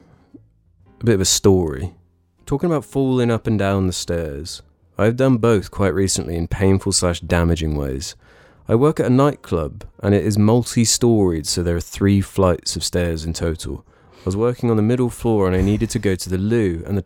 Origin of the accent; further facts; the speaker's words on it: United Kingdom; I feel like I'm a British traitor.